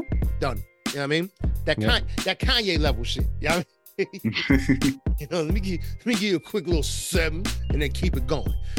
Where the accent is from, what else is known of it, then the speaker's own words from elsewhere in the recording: New Jersey, United States; We're 3 cats from New Jersey, born and raised, born and bred